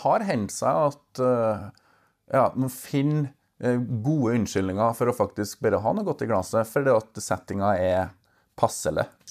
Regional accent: Verdal, Trøndelag, Norway; jeg er jo fra Verdalen. Jeg kommer fra bygda

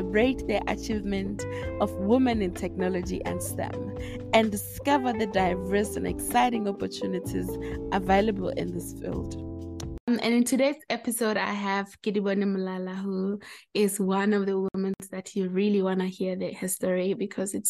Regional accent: Limpopo, South Africa; I come from Limpopo as well

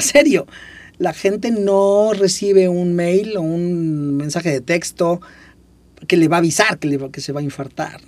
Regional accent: Puebla, Mexico; yo soy de Puebla

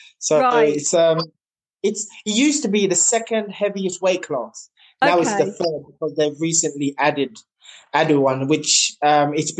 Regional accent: Jamaica; now in United Kingdom; growing up in Jamaica, we had our own animals

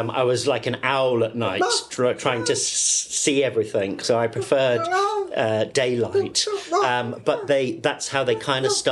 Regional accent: Gibraltar; born there; I was born in Gibraltar

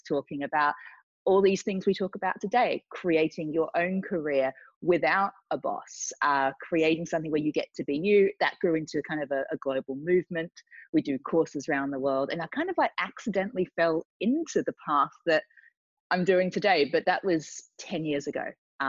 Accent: Australia; moved away as an adult; now in London, United Kingdom; I came from Australia to London, went through the corporate world, was working for a big media company.

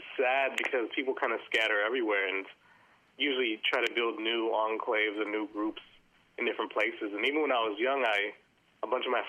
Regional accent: Oakland, California, United States; moved away as an adult; now in Melbourne, Australia; I'm actually from Oakland, California, which is right next to San Francisco.

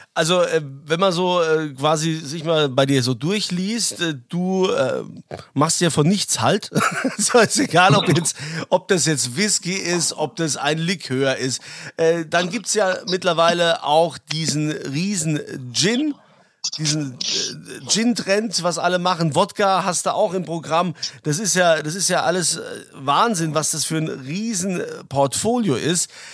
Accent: Germany; bei uns in Deutschland

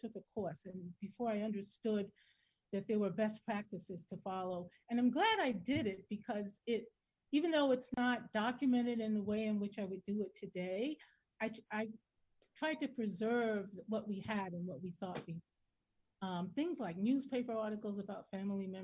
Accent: New York City, New York, United States; moved away; also born or lived in South Carolina; I was born in South Carolina. I grew up in Brooklyn

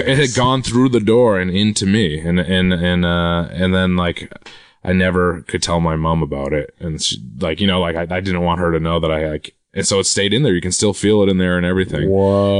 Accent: Quincy, Massachusetts, United States; I'm from Quincy, Massachusetts, which is right. south of Boston.

